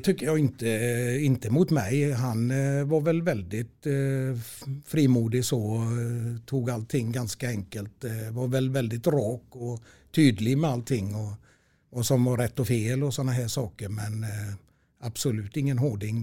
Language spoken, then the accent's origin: Swedish; Stenkullen, Västra Götaland, Sweden; also born or lived in Gothenburg (Heden); där bodde jag tills jag var fem år. Sen köpte min farsa ett eh, hus uppe i Stenkullen i Lerums kommun